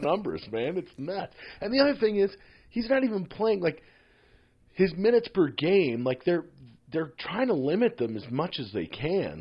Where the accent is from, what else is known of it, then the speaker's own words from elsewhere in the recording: Philadelphia, Pennsylvania, United States; now in Toronto, Canada; as a Philadelphian and a Sixers fan